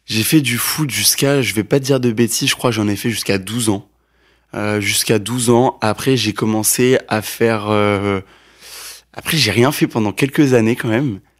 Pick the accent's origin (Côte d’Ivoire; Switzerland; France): Côte d’Ivoire; Abidjan; born there; En fait, je suis né en Côte d'Ivoire. Yes. Je suis né en Côte d'Ivoire à Abidjan.